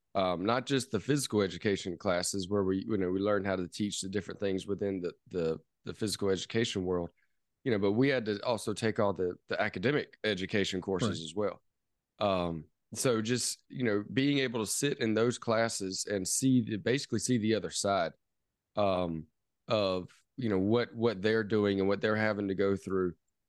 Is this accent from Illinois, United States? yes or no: no; Charleston, South Carolina, United States; born there; also born or lived in New Orleans; now in Travelers Rest, United States; So a lot of people might not know where Travelers Rest is, where I am currently, but I was born in Charleston, South Carolina, which a lot of people know of. So it was born there.